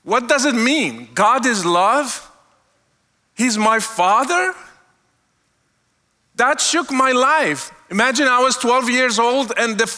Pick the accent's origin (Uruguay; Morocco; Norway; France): Morocco; moved away; I was born and raised in Morocco